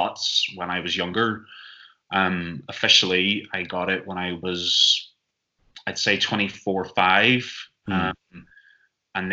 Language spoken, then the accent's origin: English; Northern Ireland, United Kingdom; moved away as an adult; now in Amsterdam, Netherlands; I'm originally from Northern Ireland